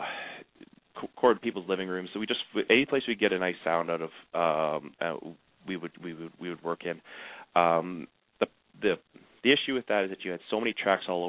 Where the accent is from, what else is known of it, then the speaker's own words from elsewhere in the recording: Canada; I'm from Canada